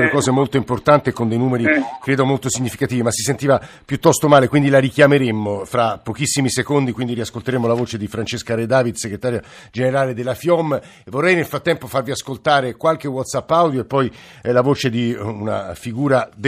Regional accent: Rome, Lazio, Italy; Bella Italia, faccio il barellante in ospedale e poi eh, sono di Roma, lavoro nella sanità privata

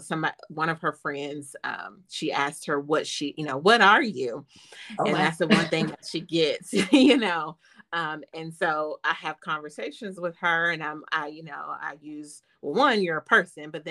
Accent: Chattanooga, Tennessee, United States; I'm from Chattanooga, Tennessee

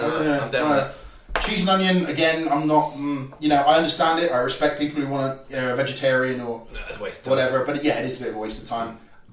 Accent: Cornwall, South West England, United Kingdom; you know exactly what it's like being a Cornish boy yourself.

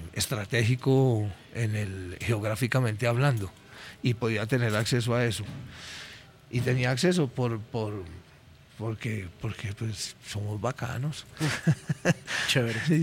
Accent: Colombia; como buenos colombianos

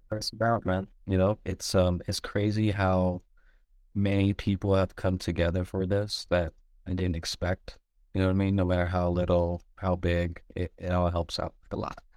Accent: San Diego, California, United States; also born or lived in Michigan; I grew up in San Diego in Linda Vista

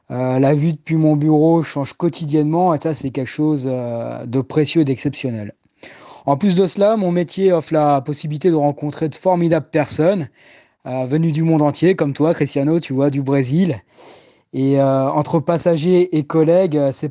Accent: Paris, Île-de-France, France; Eh oui, je suis né à Paris et j'y ai pratiquement toujours vécu. Je vis avec euh, mes parents et mon petit frère dans le sud de Paris, dans le 13e arrondissement.

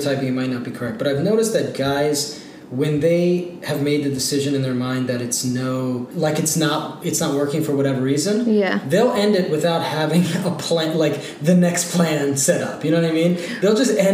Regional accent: Ohio, United States; I grew up in Ohio

